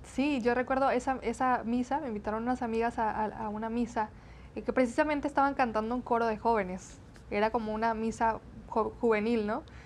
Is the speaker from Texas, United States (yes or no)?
yes; Brownsville, Texas, United States; accent: medio golpeadón (border accent); first language Spanish; also born or lived in Matamoros, Tamaulipas, Mexico; yo soy nacida en Brownsville, Texas, Estados Unidos, eh, con padres mexicanos, tamaulipecos, de Matamoros, Tamaulipas. Mis primeros nueve años yo viví eh, en México